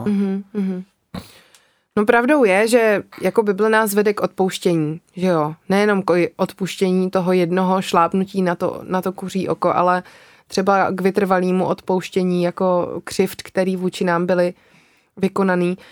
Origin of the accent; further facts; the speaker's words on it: Czechia; u nás v Čechách